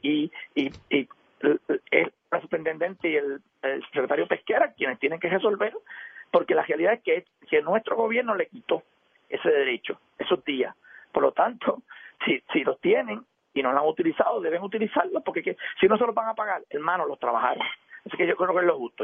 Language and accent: Spanish; Puerto Rico; Yo conozco sectores en mi pueblo